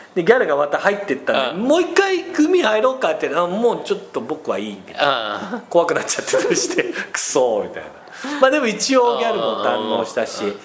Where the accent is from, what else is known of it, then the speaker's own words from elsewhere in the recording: Nagano, Japan; 僕は長野県出身ということもあり、海なし県なんですよ